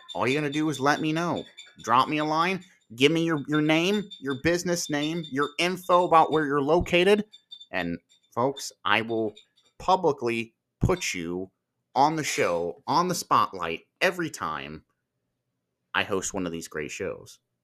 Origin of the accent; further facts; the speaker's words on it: Marion, Ohio, United States; my hometown here in Marion, Ohio